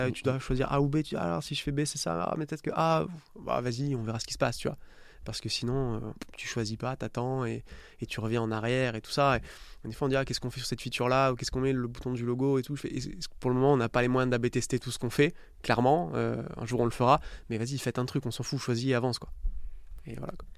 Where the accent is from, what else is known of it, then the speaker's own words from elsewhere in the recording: Istres, Provence-Alpes-Côte d'Azur, France; moved away as an adult; also born or lived in Nice / Dublin / New York; j'ai grandi à, à, côté de Marseille, à Istres